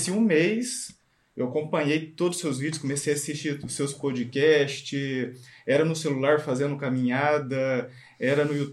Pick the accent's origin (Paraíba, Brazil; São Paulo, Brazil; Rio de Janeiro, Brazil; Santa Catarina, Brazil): São Paulo, Brazil; Bauru; Nós somos de Bauru, interior de São Paulo.